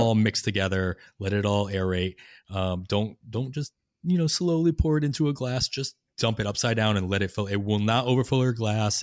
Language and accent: English; Boston, Massachusetts, United States; moved away as an adult; also born or lived in Clearwater, Florida; now in Oakland, United States; growing up in Massachusetts and Boston